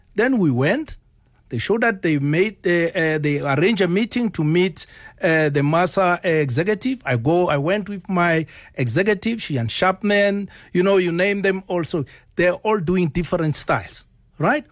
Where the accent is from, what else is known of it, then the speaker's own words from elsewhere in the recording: South Africa; I'm coming from South Africa